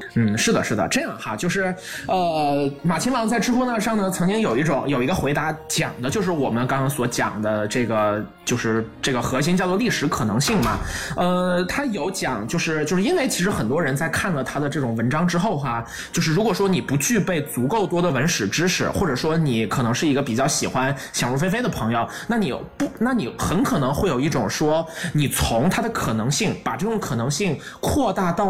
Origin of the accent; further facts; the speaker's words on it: China; 我们是作为中国人